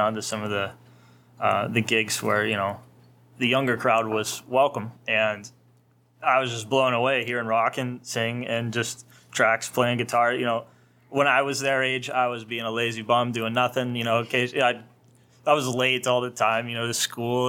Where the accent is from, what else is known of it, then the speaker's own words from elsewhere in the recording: Pennsylvania, United States; I'm from Pennsylvania